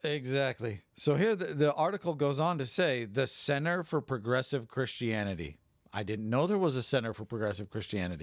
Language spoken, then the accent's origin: English; California, United States; I grew up in California